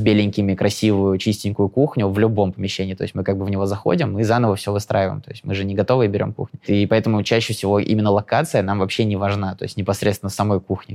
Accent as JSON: {"language": "Russian", "town": "Lyubertsy", "region": "Moscow Oblast", "country": "Russia", "said": "со своего района, с Желебинского, я из Люберец, ну, типа, из Желебина, Люберец"}